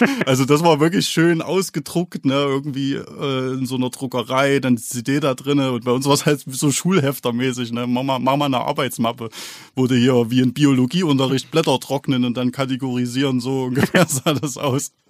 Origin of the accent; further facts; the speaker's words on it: Thuringia, Germany; wir sind Thüringer Jungs und das werden wir auch bleiben